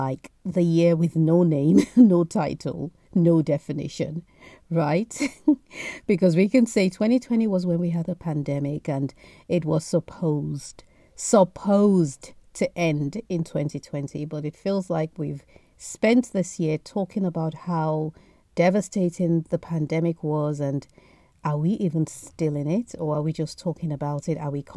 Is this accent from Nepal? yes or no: no; Nigeria; now in United Kingdom; Being Nigerian, surrounded by Nigerian aunties